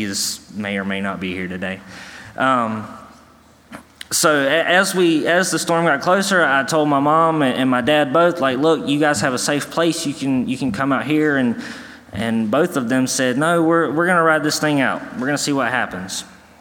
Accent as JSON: {"language": "English", "town": "New Bern", "region": "North Carolina", "country": "United States", "moved": "yes", "said": "I am from New Bern, North Carolina"}